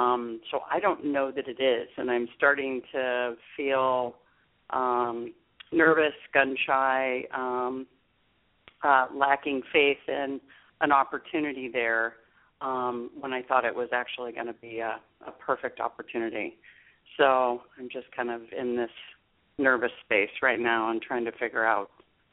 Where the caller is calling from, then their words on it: Capitola, California, United States; I'm calling from Capitola today.